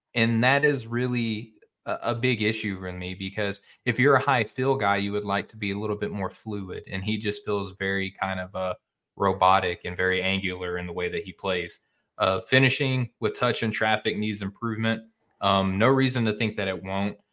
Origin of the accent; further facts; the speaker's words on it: Arkansas, United States; I'm from Arkansas. I grew up in the Central